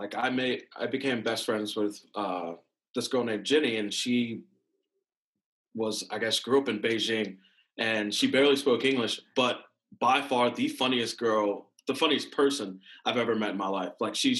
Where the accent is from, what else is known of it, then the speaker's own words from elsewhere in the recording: Washington, United States; born there; also born or lived in Texas / North Carolina / Pennsylvania / Maryland; I was born in Washington State. Then we went to Texas for a little bit, North Carolina, Pennsylvania. That's where I started playing football, and then Maryland, and then Virginia.